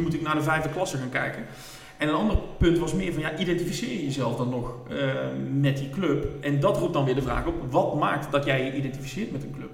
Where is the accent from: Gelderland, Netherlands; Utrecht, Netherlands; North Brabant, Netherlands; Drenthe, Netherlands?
North Brabant, Netherlands; Roosendaal; ik kom uit Roosendaal. Eh, ik ben nog opgegroeid, RBC, uit Roosendaal, al mijn vrienden.